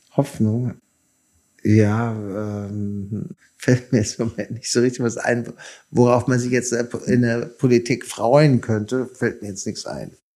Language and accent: German; Germany; now in United States; ich verstehe mich immer noch als Deutscher fast mehr als als Amerikaner